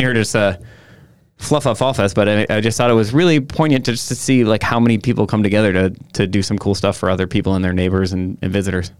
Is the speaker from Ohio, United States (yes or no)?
no; Sister Bay, Wisconsin, United States; also born or lived in Chicago; my hometown